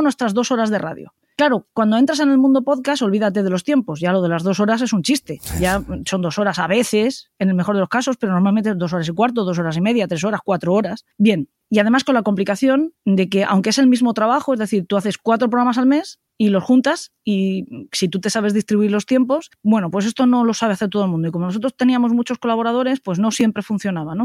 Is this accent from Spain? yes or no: yes; Spain; somos maravillosos los españoles